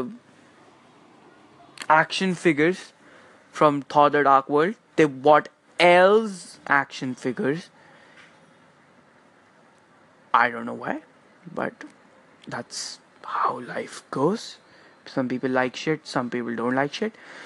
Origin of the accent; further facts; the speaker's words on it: India; I'm especially from India.